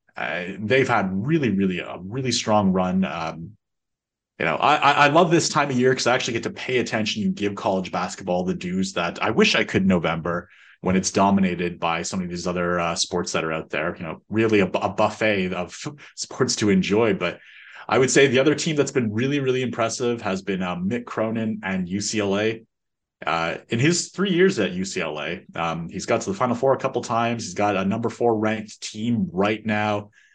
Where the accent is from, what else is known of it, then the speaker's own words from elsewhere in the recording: Canada; growing up in Canada playing ice hockey